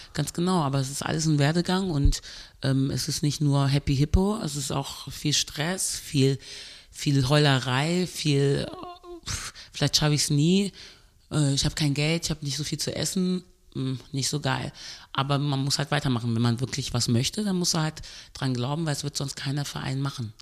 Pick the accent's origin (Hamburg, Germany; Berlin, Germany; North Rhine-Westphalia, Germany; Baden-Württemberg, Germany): North Rhine-Westphalia, Germany; Cologne; also born or lived in Birmingham, England; Ich bin ja hier aufgewachsen in Deutschland